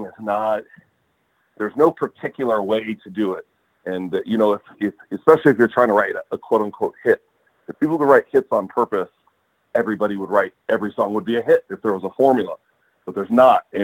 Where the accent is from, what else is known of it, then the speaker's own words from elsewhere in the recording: Los Angeles, California, United States; I grew up in Atwater, which is, you know, about a mile, 2 miles across the LA River from the stadium